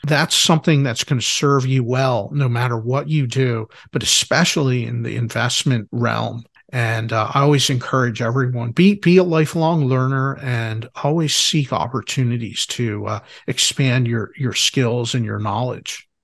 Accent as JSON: {"language": "English", "town": "Philadelphia", "region": "Pennsylvania", "country": "United States", "said": "I'm from Philadelphia."}